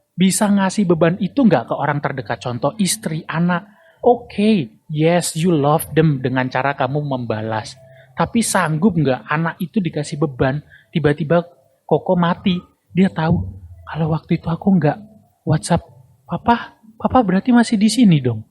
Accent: Semarang, Central Java, Indonesia; kota gua

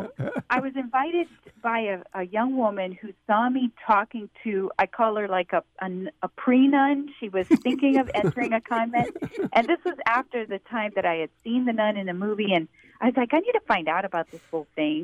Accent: South Louisiana, United States; moved away; I grew up in South Louisiana

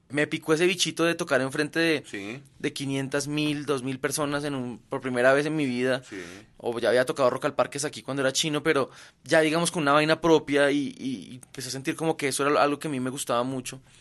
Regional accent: Belgium; Yo soy de Bélgica.

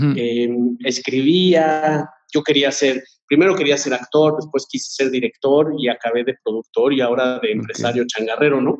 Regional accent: Querétaro, Mexico; moved away as an adult; now in Mexico City, Mexico; nací aquí en la Ciudad de México, pero me, bueno, nos fuimos a vivir allá cuando yo tendría, no sé, tres años. Okay. Y vivía allá, o sea, crecí de los tres a los, a los, pues, veinte, más o menos

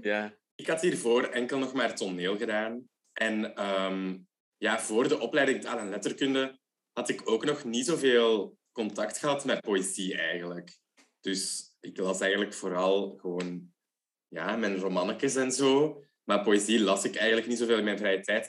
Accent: Leuven, Flanders, Belgium; ik ben ook van Leuven

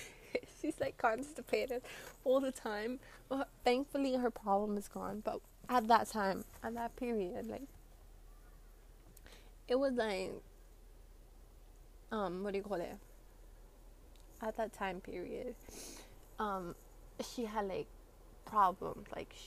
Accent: Brooklyn, New York, United States; Well, I'm from Brooklyn. So, like, all the pollution gets in my face.

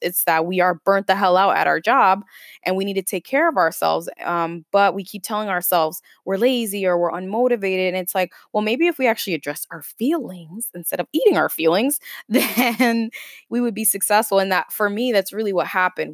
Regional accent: Lynn, Massachusetts, United States; moved away as an adult; also born or lived in Bronx, New York; growing up in Lynn

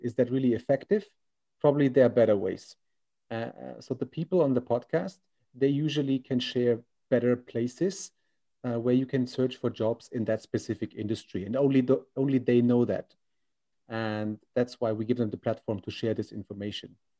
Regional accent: Germany; now in China; I'm from Germany, 30 years old

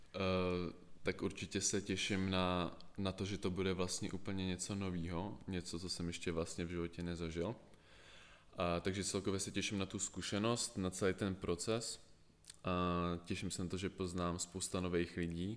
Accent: Prague, Czechia; jsem z Prahy

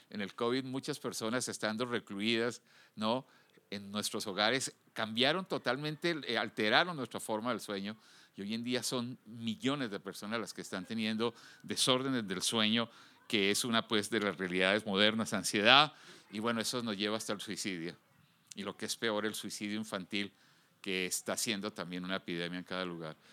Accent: United States; now in Guadalajara, Mexico; Yo vengo de los Estados Unidos uno de los países más desarrollados del mundo, quizás con la fuerza de policía más organizada y con más recursos.

